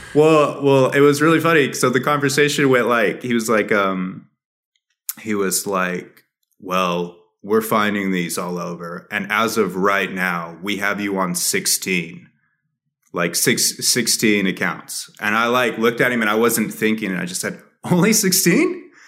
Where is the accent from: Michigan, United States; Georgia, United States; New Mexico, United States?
New Mexico, United States; also born or lived in Dallas; my hometown, or, like, even, like, all of New Mexico